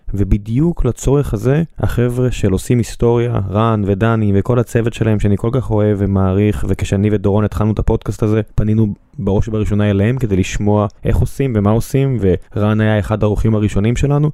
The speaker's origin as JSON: {"language": "Hebrew", "town": "Beersheba", "region": "Southern District", "country": "Israel", "said": "כבאר שבעי"}